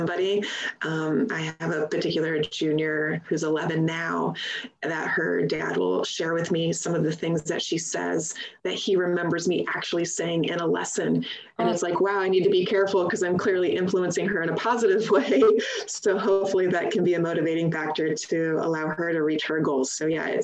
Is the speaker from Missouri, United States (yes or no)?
yes; St. Louis, Missouri, United States; where I grew up in St. Louis, Missouri